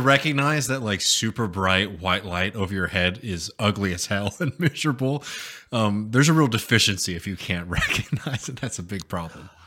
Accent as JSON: {"language": "English", "country": "United States", "said": "as an American"}